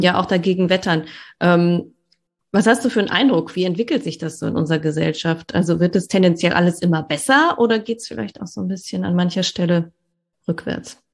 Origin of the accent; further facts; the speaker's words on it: Ruhr area, North Rhine-Westphalia, Germany; ich bin ja auch aus dem Ruhrgebiet